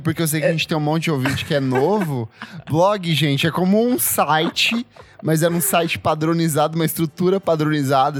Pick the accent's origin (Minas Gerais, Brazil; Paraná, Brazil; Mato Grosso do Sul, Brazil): Paraná, Brazil; interior of; eu sou do interior do, do, do Paraná